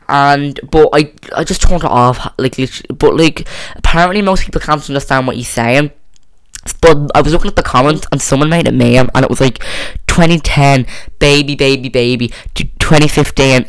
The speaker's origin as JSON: {"language": "English", "country": "Ireland", "said": "I'm not English, so I don't really have a say. I'm Irish"}